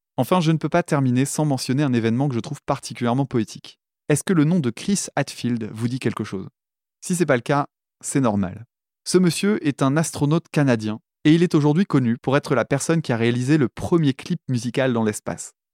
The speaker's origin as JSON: {"language": "French", "country": "France", "said": "en tant que français"}